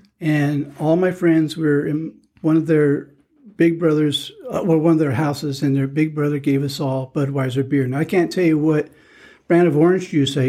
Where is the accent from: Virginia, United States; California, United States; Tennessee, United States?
California, United States; Ontario; now in Claremont, United States; I'm from Ontario, California, originally.